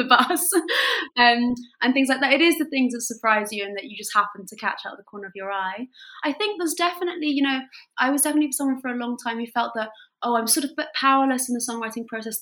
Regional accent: France; moved away; I wanted to use my French because I grew up in France and I'm bilingual

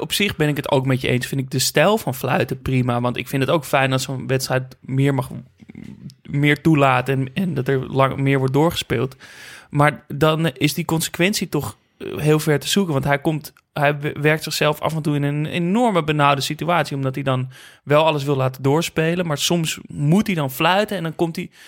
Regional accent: Netherlands; dat ik uit Nederland kwam

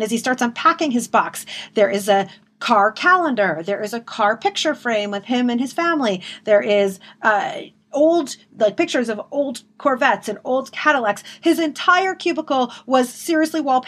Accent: Detroit, Michigan, United States; I'm from Detroit

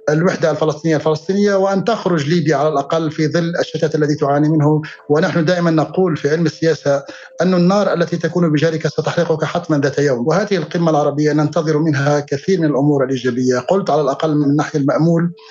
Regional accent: Algeria; كجزائري للاسف الشديد يؤسفني ان اقول بان هناك محيال جماعي عربي جديد

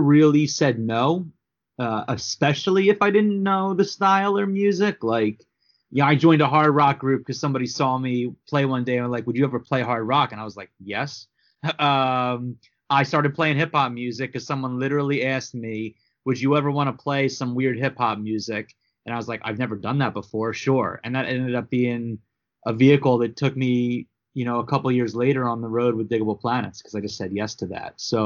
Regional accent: Philadelphia, Pennsylvania, United States; I'm from Philadelphia.

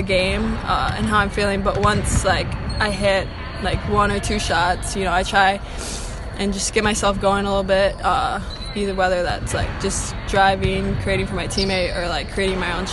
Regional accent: Stillwater, Minnesota, United States; my home state

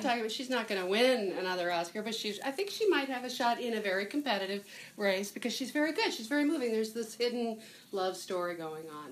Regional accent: United States; as an American

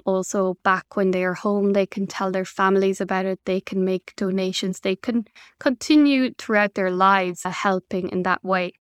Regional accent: Ireland; now in Belgium; my home country is on an island in Ireland, and it's really important for me to visit my family from Belgium

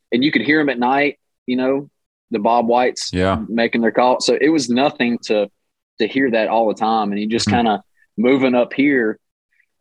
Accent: Sylvester, Georgia, United States; I grew up in Southwest Georgia, outside of Albany, a little town called Sylvester

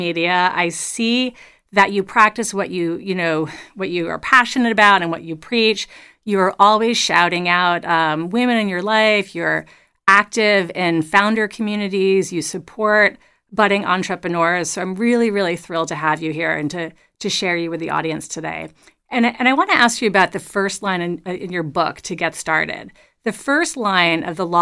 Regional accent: New York City, New York, United States; the small, you know, area that I grew up in New York City.

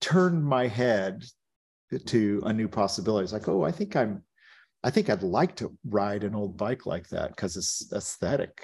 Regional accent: Stockton, California, United States; Stockton, where I grew up in California, was a very dangerous place in the late 70s

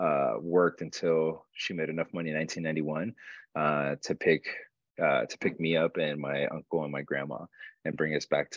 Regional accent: Uruguay; I was born and raised in Uruguay, South America.

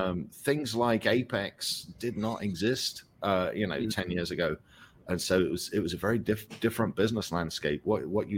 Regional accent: England, United Kingdom; moved away as an adult; now in United States; I came here at 19. I was a professional drummer, and I was on a dream of being on tour and being this professional musician and touring in America. And, you know, for kids growing up in England

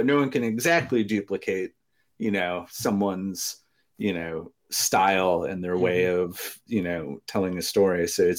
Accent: Wisconsin, United States; I'm from Wisconsin. I know how this goes.

